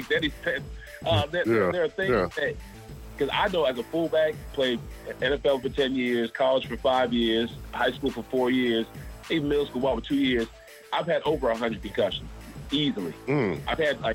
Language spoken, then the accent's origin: English; Charleston, United States; now in Atlanta, United States; I grew up in Charleston.